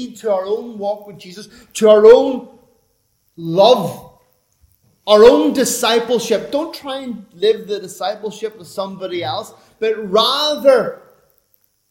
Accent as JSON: {"language": "English", "country": "Ireland", "said": "I'm an Irishman"}